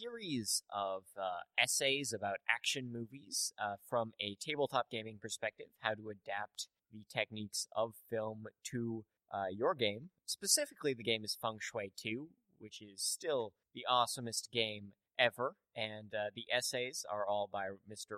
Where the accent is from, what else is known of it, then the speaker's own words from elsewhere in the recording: Canada; I'm Canadian